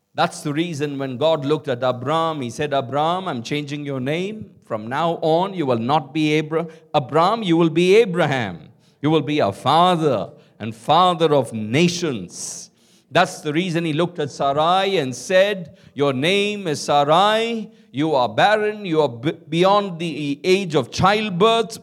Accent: Kolkata, West Bengal, India; I grew up in Calcutta

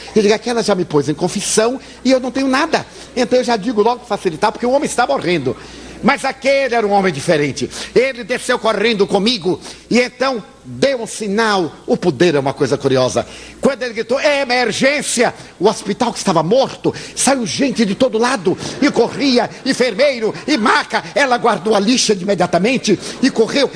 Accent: Bahia, Brazil; eu sou baiano

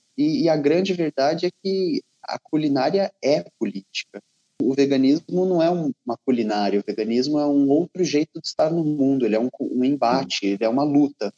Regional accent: Ribeirão Preto, São Paulo, Brazil; moved away; also born or lived in Rio de Janeiro; eu sou natural de Ribeirão Preto, que é no interior de São Paulo

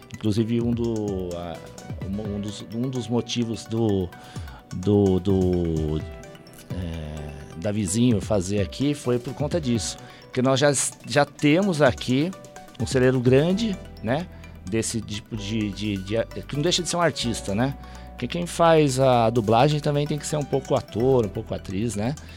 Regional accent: Ribeirão Pires, São Paulo, Brazil; eu como sou de Ribeirão

